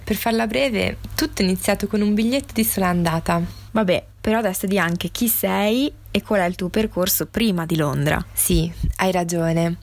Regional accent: Italy; moved away as an adult; now in London, United Kingdom; stavo lasciando il mio paese

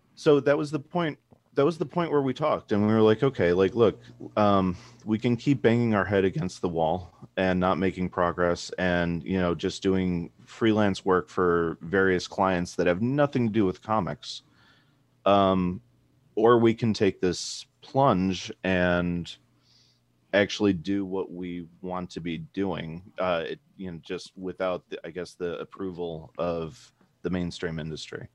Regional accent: Chicago, Illinois, United States; moved away as an adult; now in Portland, United States; we were both born and raised in Chicago.

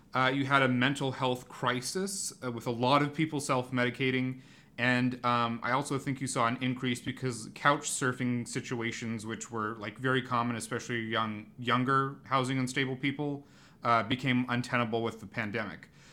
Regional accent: Portland, Oregon, United States; growing up in Portland and Oregon, maybe more generally, so much of your conception about, like, what makes this region unique is its greenery

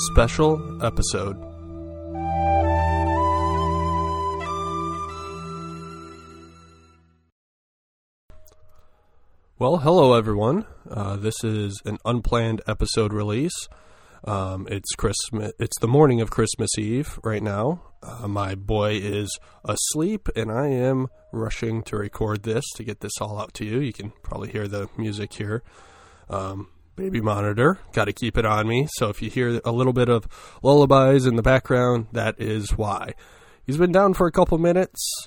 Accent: Michigan, United States; my home state

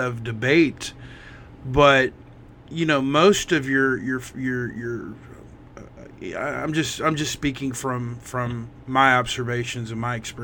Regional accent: Missouri, United States; I grew up in Missouri

